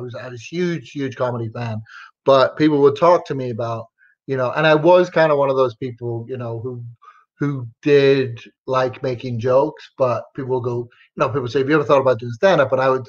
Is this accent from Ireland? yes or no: yes; Ireland; also born or lived in England / Texas; I was raised in Ireland and England, and then I lived in Texas for a while.